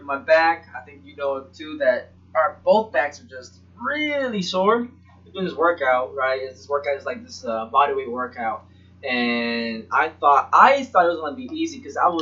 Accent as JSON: {"language": "English", "region": "Florida", "country": "United States", "tie": "born or raised there", "also_born_or_lived": "Puerto Rico", "said": "I'm from Puerto Rico, born there till about 8, and then from 8 to 18 was in Florida"}